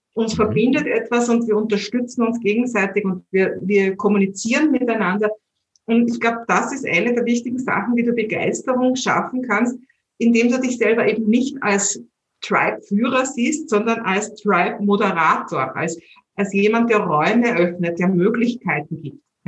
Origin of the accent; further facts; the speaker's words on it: Vienna, Austria; accent: Viennese; meinen Wiener Dialekt